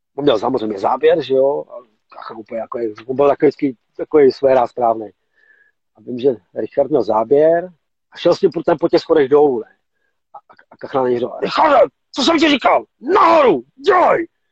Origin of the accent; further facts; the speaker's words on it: Mladá Boleslav, Central Bohemian Region, Czechia; jsme Boleslaváci, Michali z Boleslavě, jsme prostě kousek od sebe